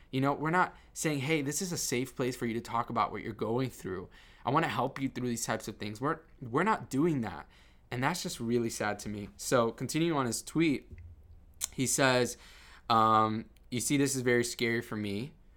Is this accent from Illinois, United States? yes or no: no; Miami, Florida, United States; I grew up in Miami and it was all about, you know, macho Cubanism